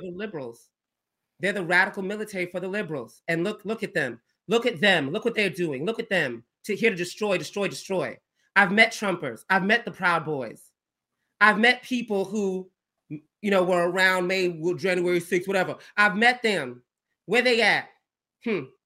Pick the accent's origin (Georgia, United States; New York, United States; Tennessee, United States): Georgia, United States; I'm from the South. I'm from Georgia. Country, like, you know, we country down here, we Southern.